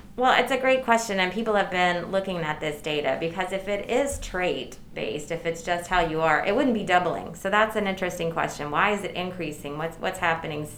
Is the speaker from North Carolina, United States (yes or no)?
yes; Durham, North Carolina, United States; I am a native North Carolinian, okay. born and raised in Durham, northern Durham, North Carolina.